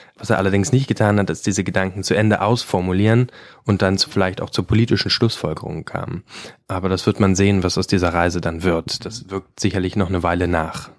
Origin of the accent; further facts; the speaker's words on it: Brandenburg, Germany; ich komme aus Brandenburg